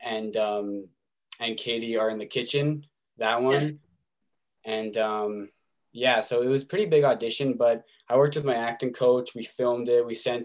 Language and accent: English; Winnipeg, Manitoba, Canada; my hometown in Winnipeg